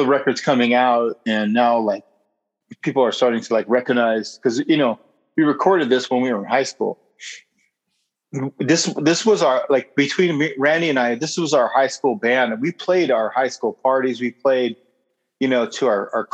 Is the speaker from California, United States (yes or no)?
yes; Inland Empire, California, United States; we're not from Orange County. We're from the Inland Empire